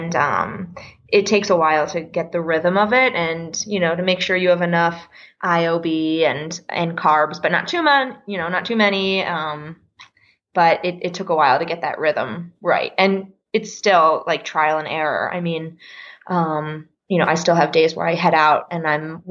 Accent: the Poconos, Pennsylvania, United States; moved away as an adult; also born or lived in Philadelphia, United States; now in Denver, United States; I grew up in Pennsylvania, in the Poconos of Pennsylvania

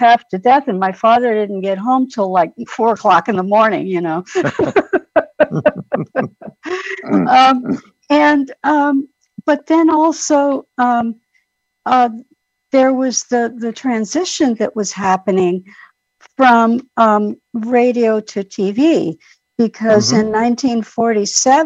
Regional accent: New York City, New York, United States; I grew up in New York City in the Bronx

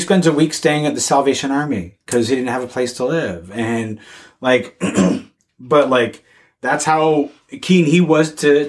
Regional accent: Belleville, Ajax, Ontario, Canada; I grew up in Belleville, Ajax.

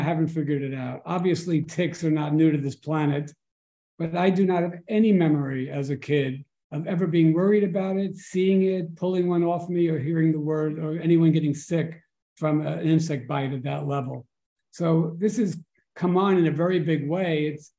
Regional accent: New York City, New York, United States; I grew up in Forest Hills, Queens. We didn't have a lot of open space there

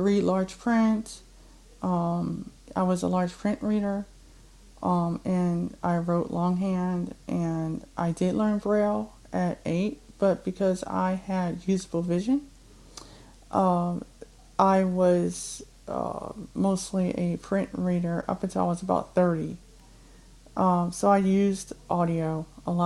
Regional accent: Cleveland, Ohio, United States; first language English; now in Akron, United States; am from Cleveland, Ohio originally. I live in Akron, Ohio currently.

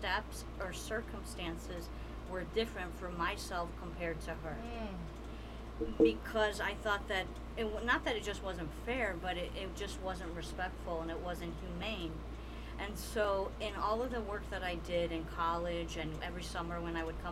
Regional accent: Detroit, Michigan, United States; also born or lived in New York; where I grew up in Southwest Detroit

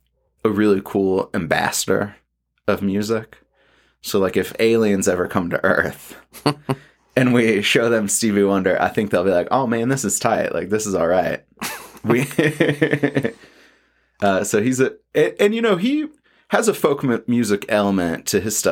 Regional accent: Atlanta, Georgia, United States; growing up in Atlanta

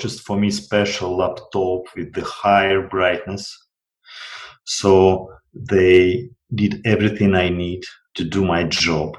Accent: Russia; I was from Russian province

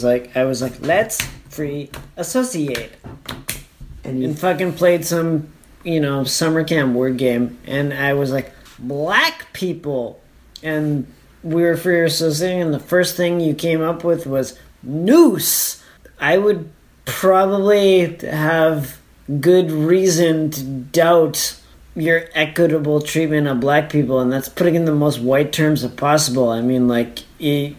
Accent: Calgary, Alberta, Canada; moved away as an adult; now in Japan; my hometown

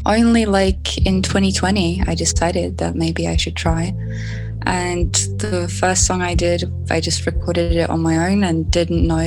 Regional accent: Russia; now in Italy; I'm originally from Russia, but now I live in Italy.

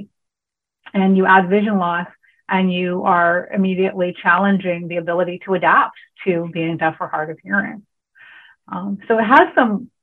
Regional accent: California, United States; moved away as an adult; also born or lived in Hawaii; I grew up in California

